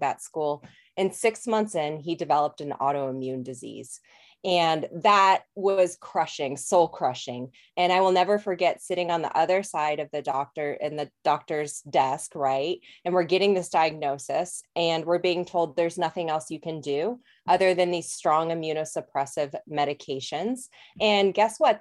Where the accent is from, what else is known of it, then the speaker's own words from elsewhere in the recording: Colorado, United States; moved away as an adult; also born or lived in New Zealand; I'm actually from Colorado originally